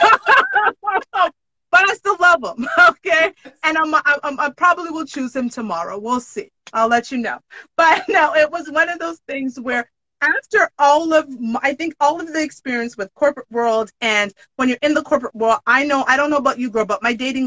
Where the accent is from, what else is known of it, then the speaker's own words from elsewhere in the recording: Jamaica; I'm Jamaican